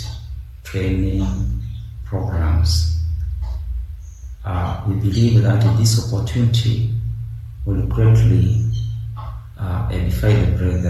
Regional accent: Uganda; I'm from Uganda, the Pearl of Africa.

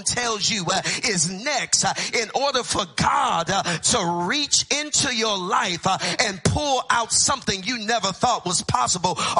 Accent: Texas, United States; I grew up in Texas

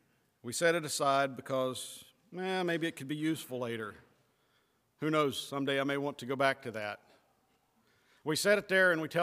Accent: West Virginia, United States; now in Ohio, United States; I was born and I was raised in West Virginia

